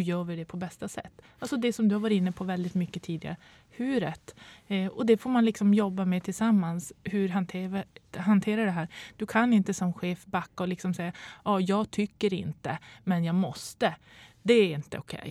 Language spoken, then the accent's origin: Swedish; Boden, Norrbotten County, Sweden; Jag kommer från Boden och pendlar Eh, de här 100 milen eh, veckovis